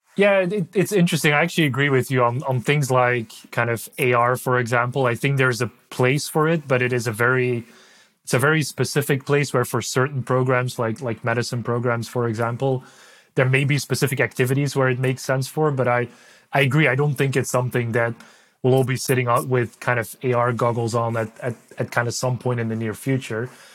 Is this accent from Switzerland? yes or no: no; Belgium; first language Dutch; English is a second language; moved away; I'm from Belgium originally. So uh, Dutch is my is my native language